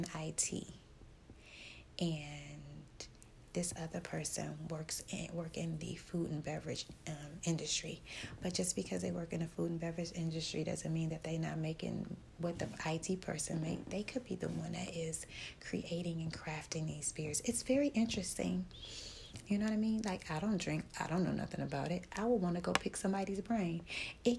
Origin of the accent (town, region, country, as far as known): Detroit, Michigan, United States; moved away